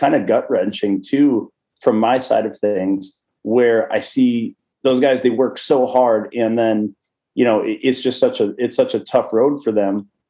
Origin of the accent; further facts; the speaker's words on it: Wisconsin, United States; I grew up a small town in Wisconsin.